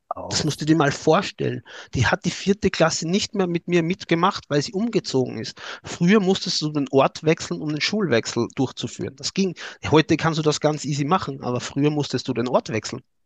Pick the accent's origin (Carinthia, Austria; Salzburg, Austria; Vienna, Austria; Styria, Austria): Styria, Austria; accent: Austrian; ich komme aus Österreich, aus der Steiermark, aus der Grünen